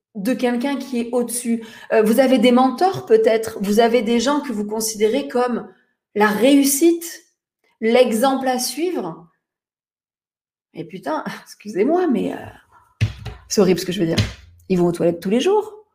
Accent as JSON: {"language": "French", "town": "Toulon", "region": "Provence-Alpes-Côte d'Azur", "country": "France", "tie": "born or raised there", "said": "Je suis née à Toulon, à Toulon, Je suis une provinciale pour les Parisiens"}